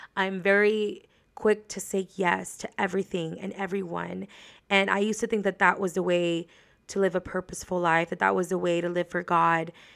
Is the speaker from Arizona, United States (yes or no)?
no; Laredo, Texas, United States; moved away as an adult; now in San Antonio, United States; I lived in Laredo all of my life, pretty much, until I graduated from college.